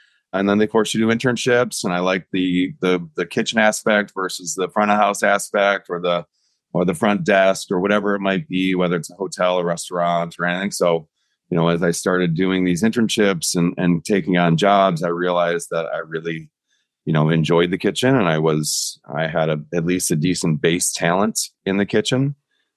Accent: Garden City, Michigan, United States; also born or lived in New York; I grew up in Garden City

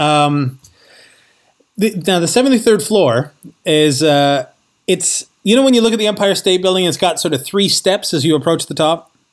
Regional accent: Canada; moved away as an adult; also born or lived in New York City; I, I grew up in Canada

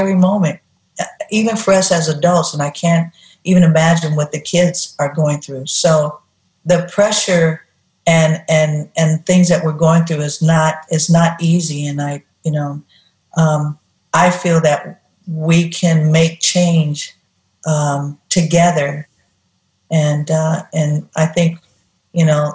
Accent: Oakland, California, United States; Growing up in Oakland, and where I lived, a couple of places where we lived in the community, the ghetto, we called it

